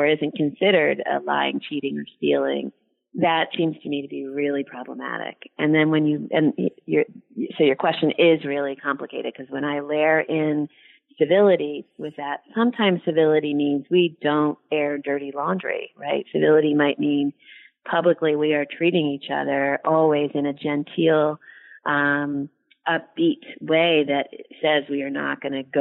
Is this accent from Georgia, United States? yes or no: no; Philadelphia, Pennsylvania, United States; moved away as an adult; also born or lived in Virginia; I actually have now lived half of my life in the South, even though I'm from Philadelphia